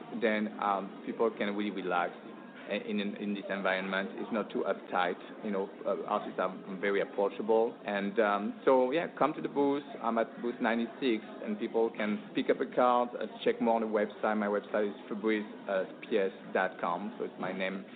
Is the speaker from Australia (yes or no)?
no; France; now in San Clemente, United States; the one from France where I was born too